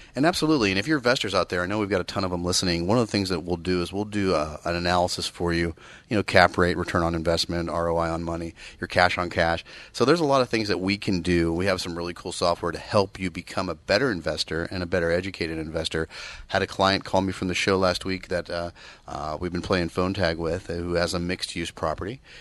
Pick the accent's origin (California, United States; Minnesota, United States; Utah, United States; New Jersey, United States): California, United States; Bay Area; I grew up in the Bay Area